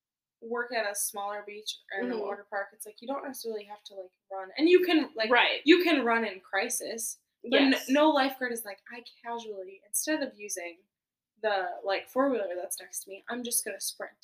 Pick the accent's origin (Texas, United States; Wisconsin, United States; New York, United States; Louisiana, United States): Wisconsin, United States; Wisconsin Dells; I grew up in the Dells, so I lifeguarded at, like, water parks and stuff.